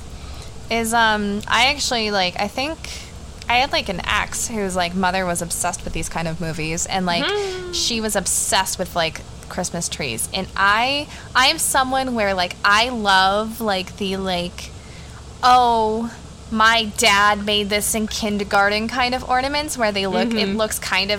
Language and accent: English; New England, right outside of Boston, Massachusetts, United States; I grew up in New England, right outside of Boston.